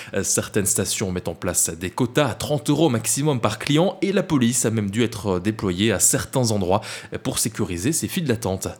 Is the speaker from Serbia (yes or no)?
no; Belgium; l'essence est plus chère chez nous, en Belgique, qu'en France